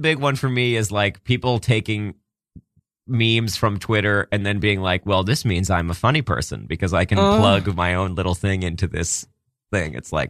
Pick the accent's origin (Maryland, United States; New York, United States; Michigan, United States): Maryland, United States; I'm from Maryland, but I like New Jersey.